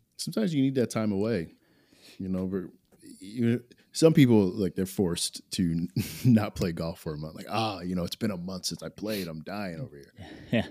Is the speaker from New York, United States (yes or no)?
no; New Jersey, United States; I grew up in South Jersey